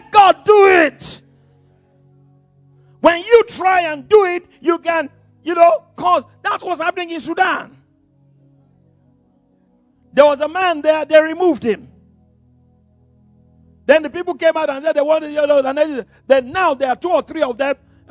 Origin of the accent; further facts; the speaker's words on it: Yorubaland, Nigeria; first language English; now in Ibadan, Nigeria; I speak Yoruba, you know, because I'm a Yoruba boy, but you know, I don't think in Yoruba, I think in English because it was my first language